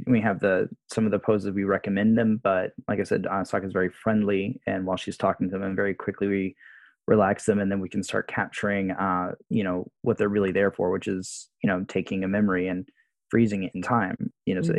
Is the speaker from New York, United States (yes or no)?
no; Jacksonville, Florida, United States; moved away as an adult; now in Japan; I grew up in Jacksonville, Florida, myself